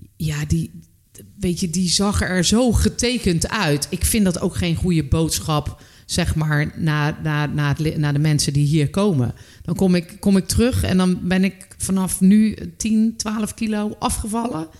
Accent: North Brabant, Netherlands; moved away as an adult; ik ben uiteindelijk ben ik weggegaan uit Brabant

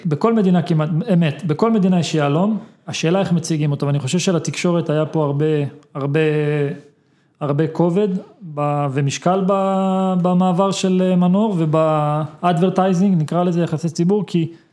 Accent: Israel; אנחנו כישראלים

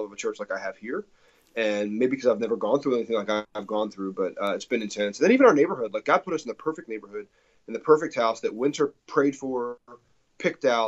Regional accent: New Jersey, United States; moved away as an adult; also born or lived in Texas; now in Franklin, United States; I'm from New Jersey originally

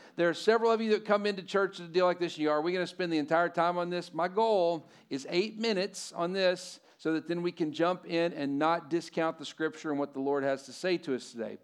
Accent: Lubbock, Texas, United States; I'm from Lubbock

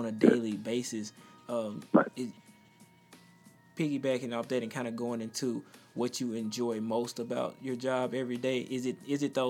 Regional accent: Mississippi, United States; Coming from Mississippi

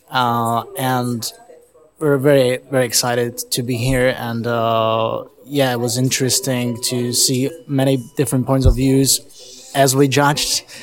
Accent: Prague, Czechia; I'm from Prague.

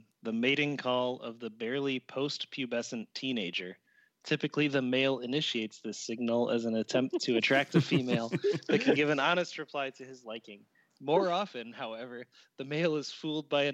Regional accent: Wisconsin, United States; moved away; I was from Wisconsin

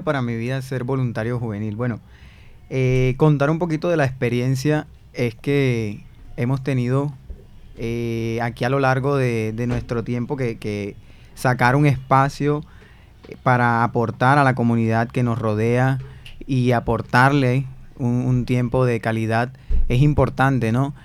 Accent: Barranquilla, Atlántico, Colombia; como barranquilleros

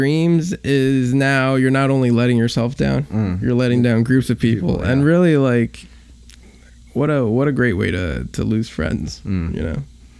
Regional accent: New York City, New York, United States; I grew up in Queens. I was a Korean American kid growing up in Queens. Went to schools that were mostly Hispanic.

